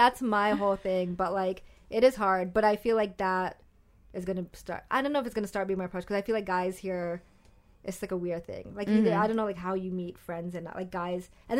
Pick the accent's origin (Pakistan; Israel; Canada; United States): Pakistan; It wasn't even, like, white, but it was just, like, this whole idea of, like, I'm this Pakistani girl